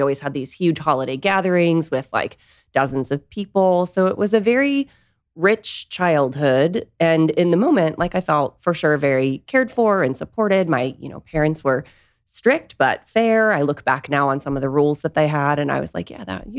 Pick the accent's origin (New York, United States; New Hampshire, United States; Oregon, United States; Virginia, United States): New Hampshire, United States; Nashua; Yeah, I grew up in Nashua, New Hampshire.